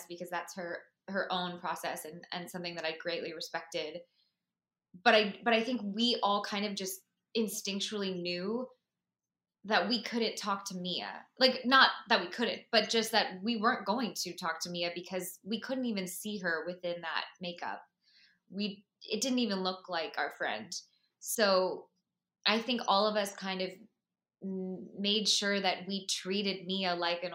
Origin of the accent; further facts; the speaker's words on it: Florida, United States; moved away; I'm originally from Florida